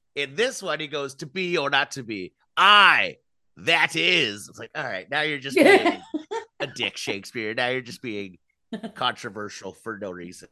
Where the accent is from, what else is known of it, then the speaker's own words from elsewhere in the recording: Ventura, California, United States; I grew up in Ventura